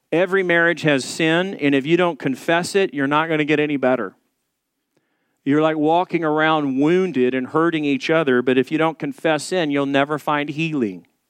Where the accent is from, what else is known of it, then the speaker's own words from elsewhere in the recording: the South, United States; I'm from the South, so we drink sweet tea.